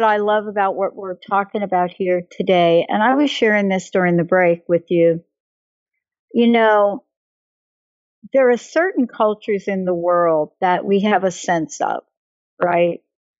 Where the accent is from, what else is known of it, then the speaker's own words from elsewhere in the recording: northern Italy, Italy; growing up in Northern Italy, I have relatives in Italy, I have relatives in Switzerland